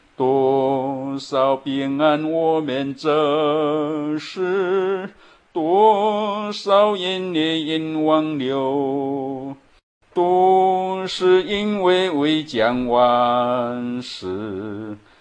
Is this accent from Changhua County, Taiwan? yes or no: no; Chiayi, Chiayi City, Taiwan; 我的老家是在嘉义市的美尼，就是以前的嘉义农庄的对面，一个村庄。我们那个村庄可以说都是传统民间信仰